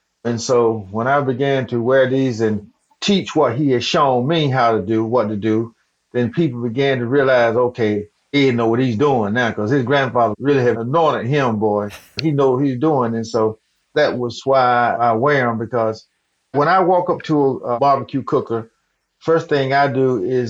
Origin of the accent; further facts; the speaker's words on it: the South, United States; Well, I was born and raised in the South, and that's just who I am.